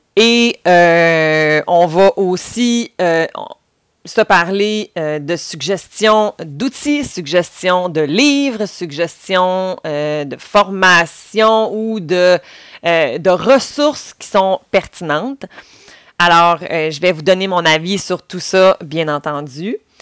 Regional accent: Quebec, Canada; si vous commencez déjà à l'entendre, je viens aussi du Saguenay-Lac-Saint-Jean

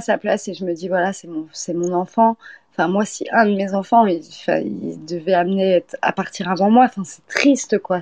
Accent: France; also born or lived in Poitiers / Orléans / Eure-et-Loir; moi, je suis française

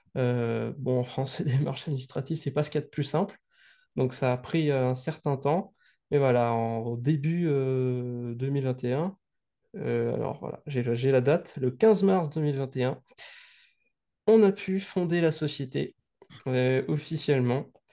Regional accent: Saint-Denis, Réunion; je suis né à Saint-Denis le jour de la Saint-Denis.

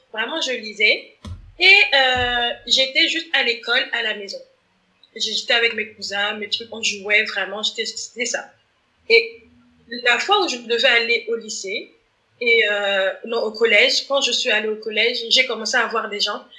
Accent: Gabon; je suis gabonaise

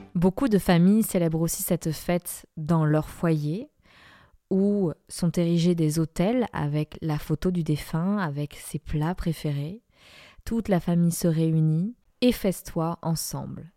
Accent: Guadalajara, Jalisco, Mexico; also born or lived in France; now in Dordogne, France; franco-mexicaine, je suis née à Guadalajara dans l'état de Jalisco

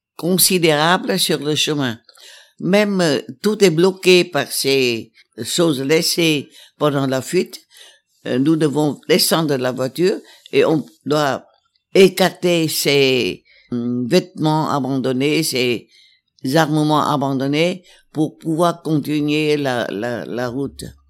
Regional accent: Hue, Thua Thien Hue, Vietnam; moved away; on arrivera à Hue, ma ville natale.

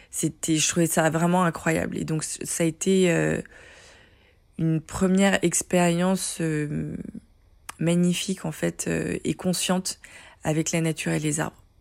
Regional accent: Paris, Île-de-France, France; born there; je suis née en 1977 à Paris, où je vis encore

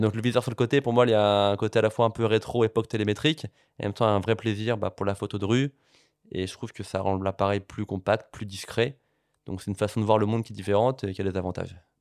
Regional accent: Paris, Île-de-France, France; je, suis né à Paris, j'ai grandi à Paris

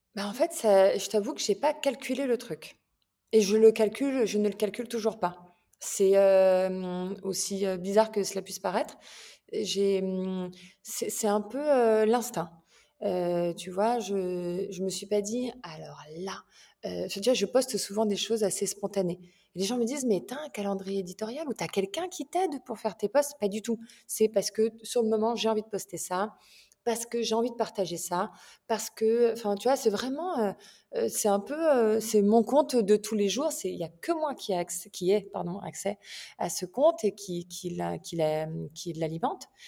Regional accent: France; moved away as an adult; also born or lived in England; now in Milan, Italy; j'ai vécu en France, enfin je suis française, hein, j'ai vécu en France, j'ai vécu aussi en Angleterre

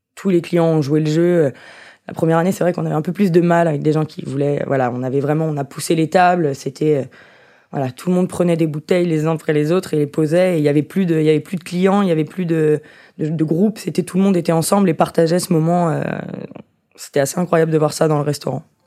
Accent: Lyon, Auvergne-Rhône-Alpes, France; also born or lived in Alsace / Shanghai / Vancouver; Je suis lyonnaise, née à Lyon, grandie à Lyon

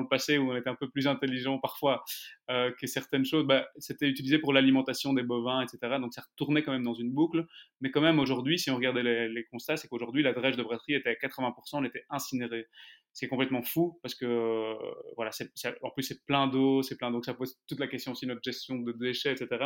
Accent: Brussels, Brussels-Capital Region, Belgium; je suis donc bruxellois, d'origine arménienne, avec un papa plutôt flamand

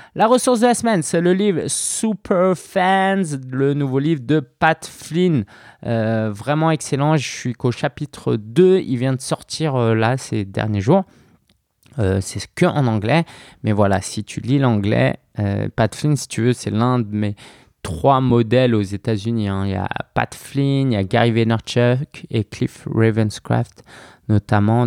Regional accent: Paris, Île-de-France, France; depuis Belleville, euh, là où j'ai grandi

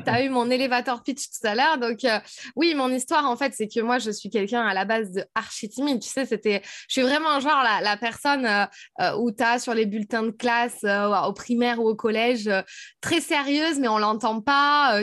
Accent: south of France, France; moved away as an adult; also born or lived in Paris / Switzerland / United States; je viens du sud de la France

